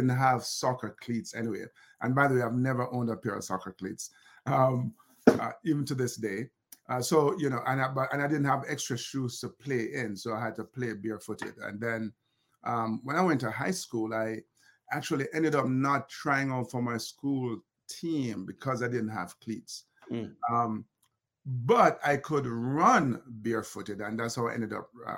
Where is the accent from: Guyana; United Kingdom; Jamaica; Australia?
Jamaica; Kingston; growing up in Olympic Gardens